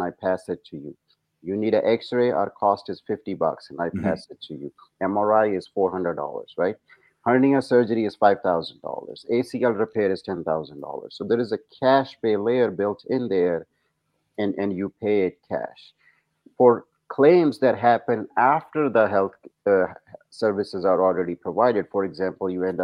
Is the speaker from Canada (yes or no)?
no; India; moved away as an adult; also born or lived in New Zealand / England; now in United States; I grew up in India, actually. Medical school was in India, but I did my residency and fellowship here in the States